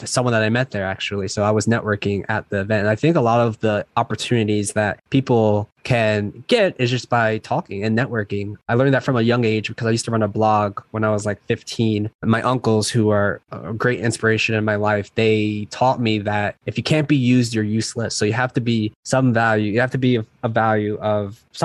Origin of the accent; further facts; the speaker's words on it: New Jersey, United States; now in San Diego, United States; So I'm from originally from New Jersey. I live in San Diego right now.